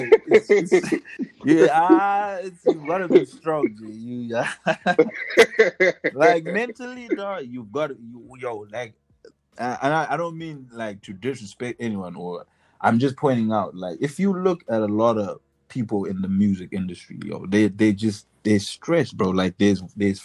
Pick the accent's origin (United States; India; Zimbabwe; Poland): Zimbabwe; we're from Zimbabwe